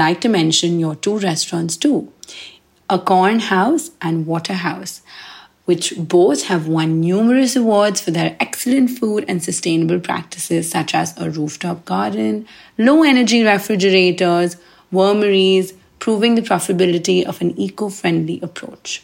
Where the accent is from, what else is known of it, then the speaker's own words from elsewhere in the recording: India; also born or lived in New Delhi; I am from India and a chef living in the buzzing Indian capital that is New Delhi.